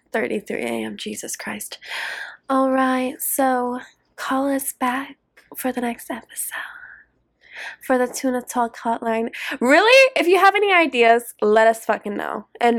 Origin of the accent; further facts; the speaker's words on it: Boston, Massachusetts, United States; accent: Boston; My Boston accent's coming out.